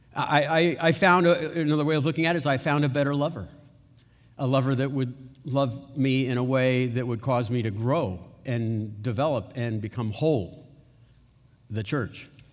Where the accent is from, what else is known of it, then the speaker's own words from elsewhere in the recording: United States; we're American